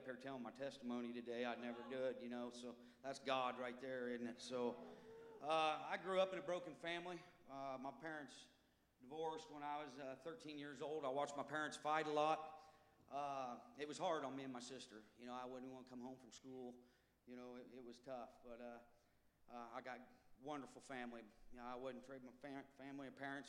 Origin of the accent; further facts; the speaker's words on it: Ottumwa, Iowa, United States; also born or lived in Colorado; I'm from Tumwa, Iowa.